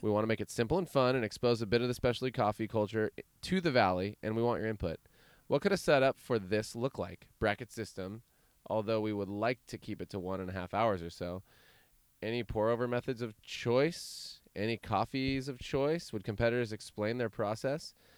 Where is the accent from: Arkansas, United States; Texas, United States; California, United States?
California, United States; Chico; I'm from Chico. It's another valley.